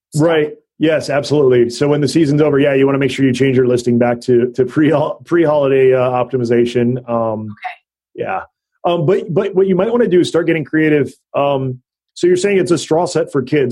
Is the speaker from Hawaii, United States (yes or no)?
yes; Hawaii, United States; moved away as an adult; also born or lived in North Dakota; now in Northern California, United States; I grew up in Hawaii. and went to college in North Dakota